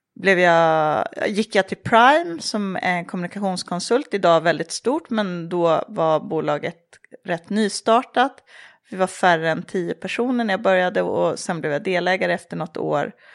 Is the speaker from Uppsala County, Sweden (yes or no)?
yes; Tierp, Uppsala County, Sweden; moved away as an adult; also born or lived in Paris; Jag är uppvuxen i Tierp som är en liten ort mellan Uppsala och Gävle.